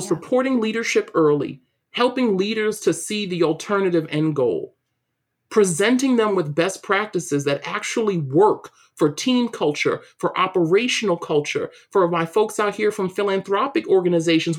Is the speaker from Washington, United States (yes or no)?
no; New York City, New York, United States; moved away as an adult; also born or lived in Waltham, Massachusetts; growing up in East New York, Brooklyn